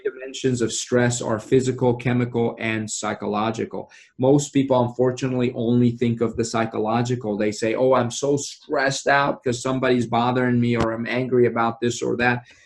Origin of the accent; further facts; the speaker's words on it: Iran; now in Frederick, United States; growing up in Iran